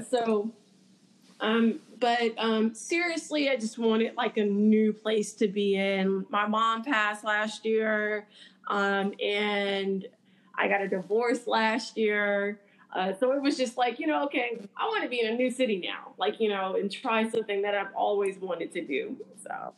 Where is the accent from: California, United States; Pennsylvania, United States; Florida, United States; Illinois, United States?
California, United States; Los Angeles; moved away; I'm from South Central Los Angeles